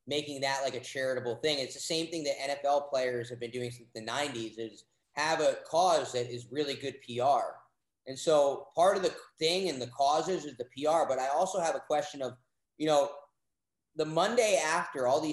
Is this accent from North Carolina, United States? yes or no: no; New York, United States; now in Austin, United States; I'm from New York